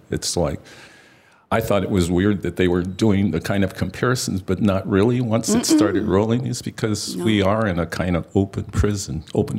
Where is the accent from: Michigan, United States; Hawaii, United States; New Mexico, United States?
New Mexico, United States; moved away; I'm like from New Mexico.